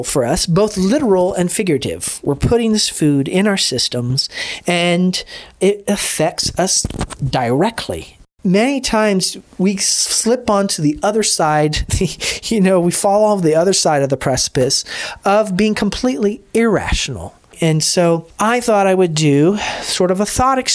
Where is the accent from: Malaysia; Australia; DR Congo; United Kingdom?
DR Congo; I grew up in the Congo